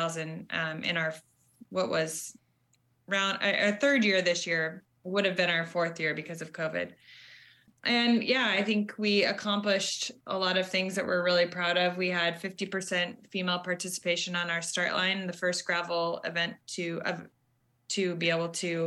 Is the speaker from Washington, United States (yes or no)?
yes; Seattle, Washington, United States; moved away as an adult; also born or lived in Bay Area, California; now in Vermont, United States; Originally, I grew up in Seattle and moved to the Bay Area and was there just over 7 years